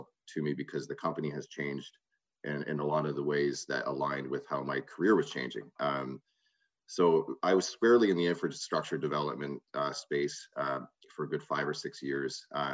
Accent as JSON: {"language": "English", "town": "Brantford", "region": "Ontario", "country": "Canada", "tie": "born or raised there", "also_born_or_lived": "Ottawa", "said": "Growing up, I grew up in Brantford, Ontario."}